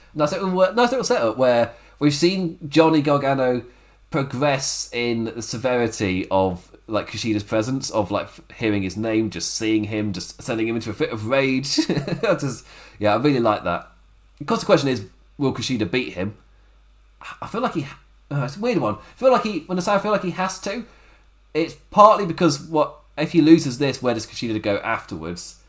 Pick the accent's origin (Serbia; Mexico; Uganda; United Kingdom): United Kingdom; England; as an Englishman